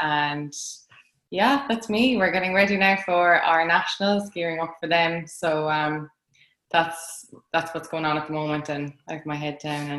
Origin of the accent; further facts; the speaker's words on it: Limerick, Munster, Ireland; I am an Irish middle distance athlete. I'm from Limerick